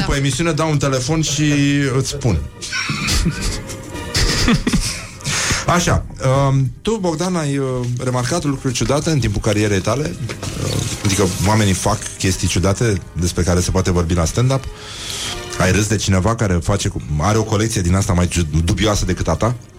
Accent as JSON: {"language": "Romanian", "country": "Romania", "said": "eu sunt român, sunt creștin"}